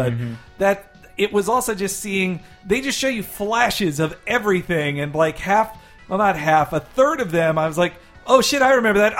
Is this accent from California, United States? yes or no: yes; California, United States; as a Californian